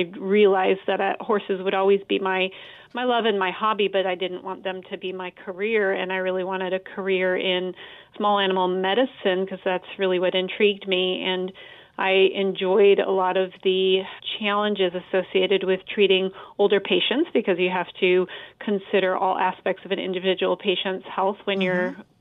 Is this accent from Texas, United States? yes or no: no; Colorado, United States; moved away; also born or lived in Missouri; I grew up in Colorado